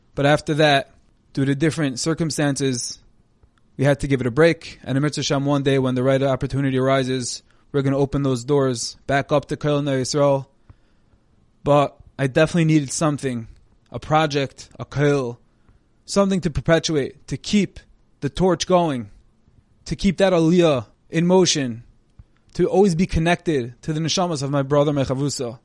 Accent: Monsey, New York, United States; moved away as an adult; also born or lived in Jerusalem, Israel; now in Lakewood, United States; I'm originally from Muncie, New York

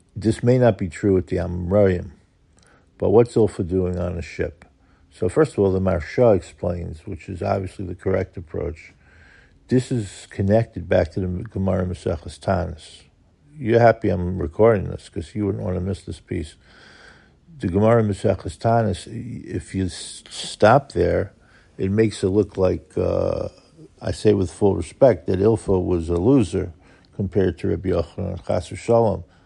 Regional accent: New York City, New York, United States; growing up in Kew Garden Hills

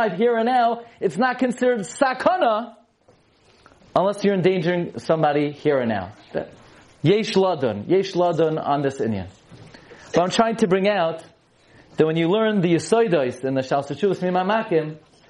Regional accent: New York City, New York, United States; I grew up in Brooklyn

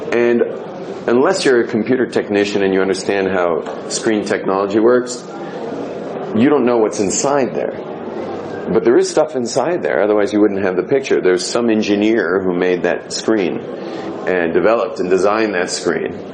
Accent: California, United States; moved away as an adult; I was just hippie from California

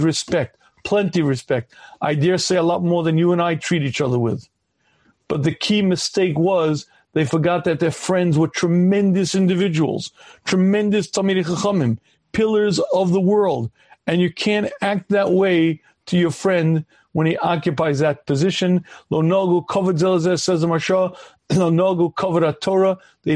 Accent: United States; I was a regular kid growing up in the United States of America

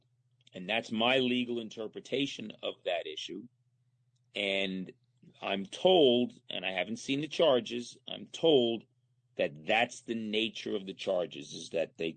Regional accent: Monticello, New York, United States; I grew up in Muncie.

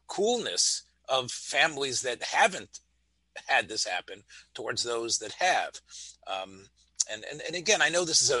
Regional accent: Memphis, Tennessee, United States; as a boy growing up in Memphis, Tennessee

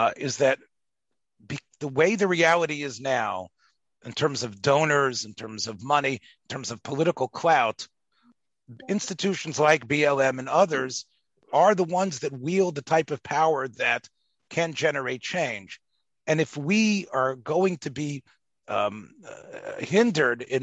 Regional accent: the South, United States; growing up in the South

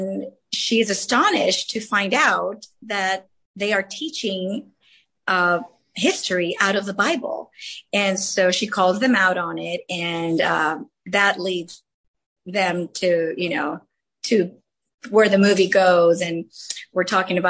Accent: Los Angeles, California, United States; first language Spanish; English is a second language; I grew up in the San Fernando Valley, Arleta, Pacoima area. I went to San Fernando High School and learned Spanish as my first language

